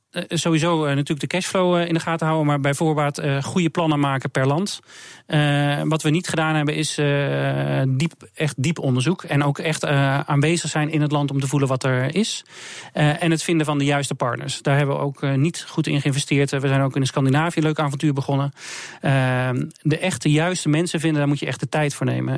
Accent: Netherlands; wij als Hollanders zeggen we

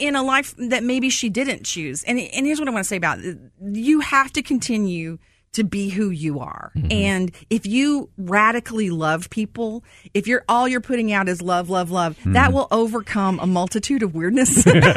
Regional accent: Texas, United States; born and raised in Texas

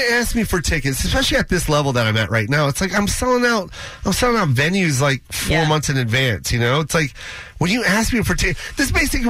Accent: Seattle, Washington, United States; moved away; I love Seattle, my hometown

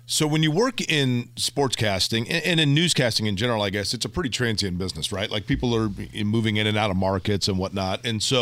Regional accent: Indianapolis, Indiana, United States; moved away; also born or lived in St. Louis; I'm from Indianapolis, okay. yes, north side of Indianapolis.

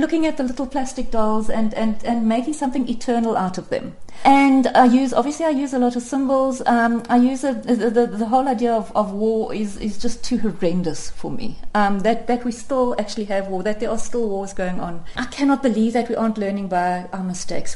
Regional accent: South Africa; such a real South African in many ways, in that I um, I have an Afrikaans father and an, and an English mother

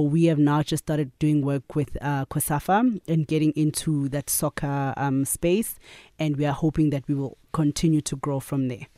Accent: Katlehong, Gauteng, South Africa; also born or lived in KwaZulu-Natal; I grew up in Katlehong, so I'm a, I'm a Joburg girl

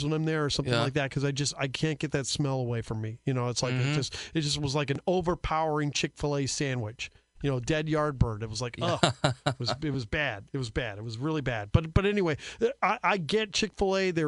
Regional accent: Springfield, Illinois, United States; We're from Springfield

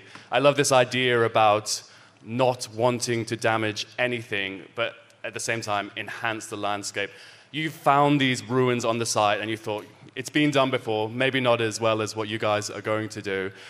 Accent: Australia; obviously being an Australian.

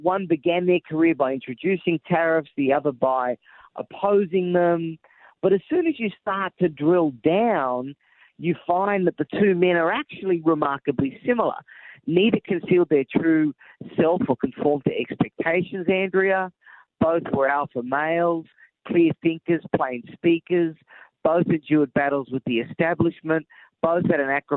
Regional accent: Australia; now in United States; I am originally from Australia, but I'm now an American

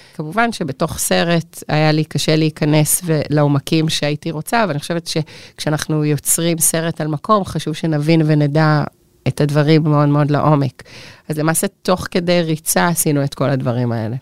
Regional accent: Israel; אני חיה כאן, שגדלתי כאן, שהילדים שלי גדלים כאן

